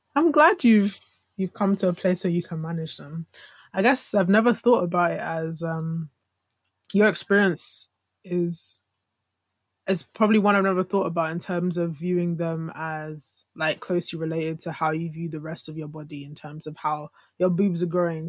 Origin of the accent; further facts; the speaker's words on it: Nigeria; as Nigerian women